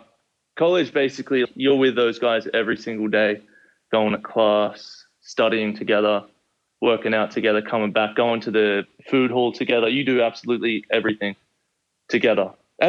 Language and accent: English; Sydney, New South Wales, Australia; now in United States; Yeah, it was a pretty big jump, but I was always into like, so always watching American movies, American TV shows.